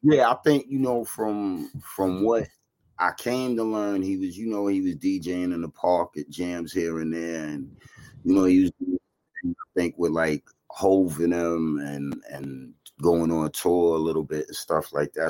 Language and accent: English; New York City, New York, United States; also born or lived in Bayside, Queens; I was born in Flushing and raised there for the most part, and then I ended up um moving to Bayside when I was in my teenage.